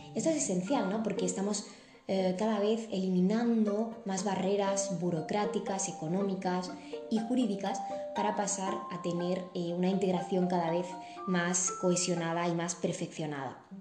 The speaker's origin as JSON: {"language": "Spanish", "country": "Spain", "said": "nuestro país de origen, en este caso España"}